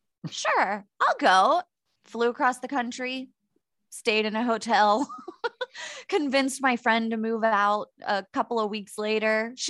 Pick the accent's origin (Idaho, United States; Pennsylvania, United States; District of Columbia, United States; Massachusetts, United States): Pennsylvania, United States; Pittsburgh; born or raised there; now in San Diego, United States